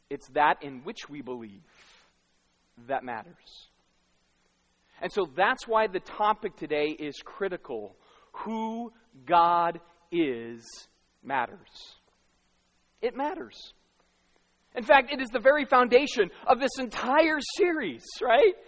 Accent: Arizona, United States; moved away; I grew up in Arizona

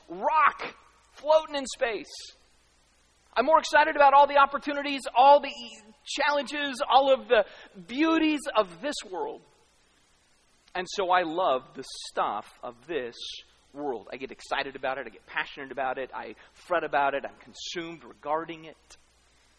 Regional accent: United States; I'm American

